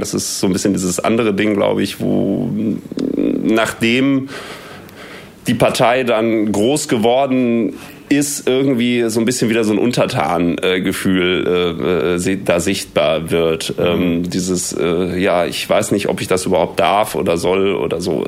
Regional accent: Münster, North Rhine-Westphalia, Germany; Ich komme aus Münster

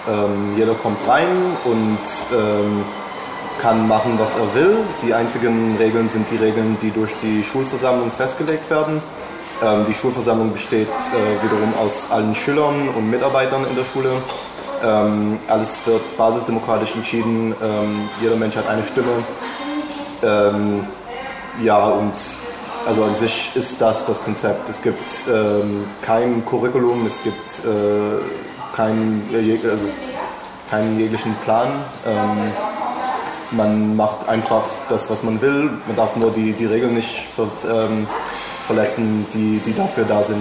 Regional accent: Jerusalem, Jerusalem District, Israel; Ähm, ja, ich komme aus Jerusalem, Israel

